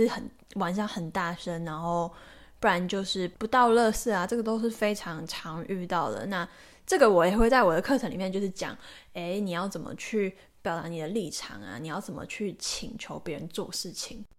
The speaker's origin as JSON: {"language": "Chinese", "country": "Taiwan", "said": "可能就是因为我自己本身是台湾人，然后我也是一个英文是我的第二个语言，英文不是我的母语"}